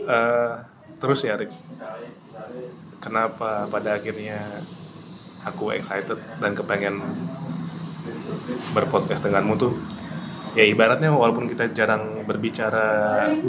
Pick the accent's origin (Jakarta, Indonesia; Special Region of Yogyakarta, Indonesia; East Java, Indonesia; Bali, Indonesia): East Java, Indonesia; Lamongan; now in Surabaya, Indonesia; dari kecil di Lamongan